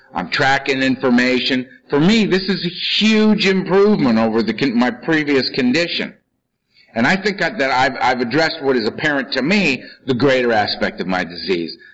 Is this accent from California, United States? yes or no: yes; Los Angeles, California, United States; I'm from Los Angeles